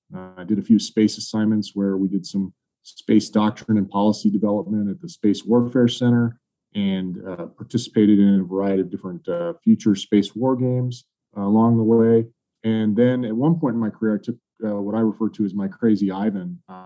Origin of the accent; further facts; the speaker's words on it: Colorado, United States; I grew up in Colorado.